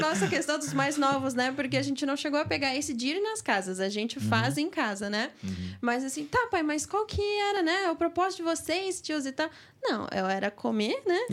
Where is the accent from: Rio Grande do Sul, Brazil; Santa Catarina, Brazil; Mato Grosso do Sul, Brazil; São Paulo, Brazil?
Santa Catarina, Brazil; Joinville; born or raised there; also born or lived in Curitiba